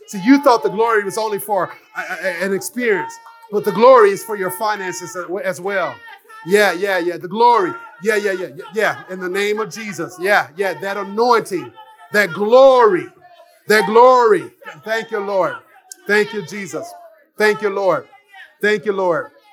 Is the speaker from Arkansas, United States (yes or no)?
yes; Jonesboro, Arkansas, United States; I'm from Arkansas, Jonesboro, one single mom, you know, just been raised by my mom and my aunts